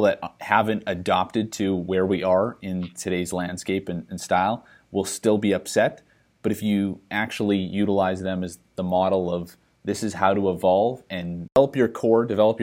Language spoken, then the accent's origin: English; Saskatchewan, Canada; moved away; growing up in Saskatchewan